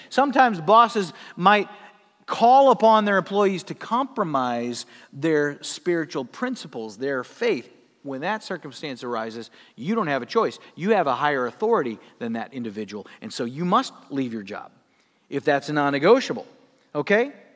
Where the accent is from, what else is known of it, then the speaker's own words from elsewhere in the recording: Sioux Falls, South Dakota, United States; moved away; I worked at a place, uh, in my hometown in South Dakota called Gigglebee's